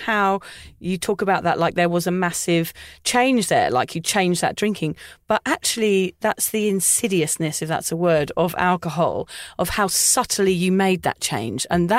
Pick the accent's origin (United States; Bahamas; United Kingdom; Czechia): United Kingdom; England; moved away; obviously I'm English.